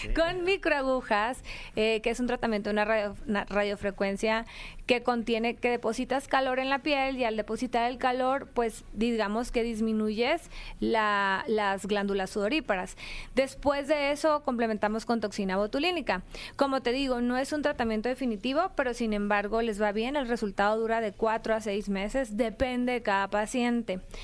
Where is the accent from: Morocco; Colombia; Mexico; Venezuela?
Mexico; Mexicali, Baja California; de donde soy originaria, la ciudad que capturó el sol, Mexicali, Baja California.